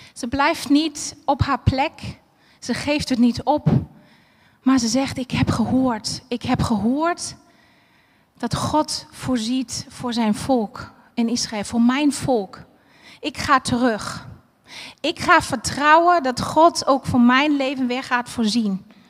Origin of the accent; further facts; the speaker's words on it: Berlin, Germany; moved away; Ik ben eh, geboren en opgegroeid in Berlijn